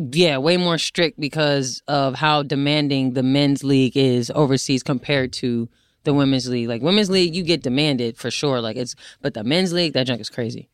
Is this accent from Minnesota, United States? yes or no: no; New Jersey, United States; moved away as an adult; also born or lived in Syracuse / Atlanta; now in Los Angeles, United States; I'm from Jersey, lived there for eighteen years of my life